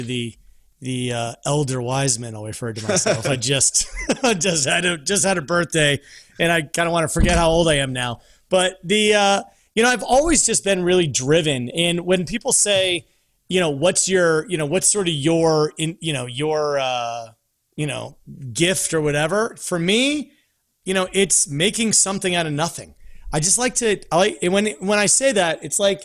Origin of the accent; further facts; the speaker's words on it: Vienna, Virginia, United States; moved away as an adult; also born or lived in Park City / Los Angeles; now in Atlanta, United States; I was born and raised in Vienna, Virginia, as a boy right outside of DC